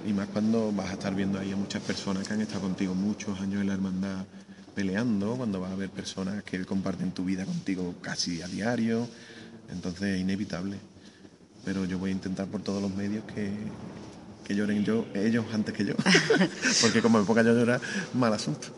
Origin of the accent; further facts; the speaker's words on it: Arahal, Andalusia, Spain; me he criado en San Roque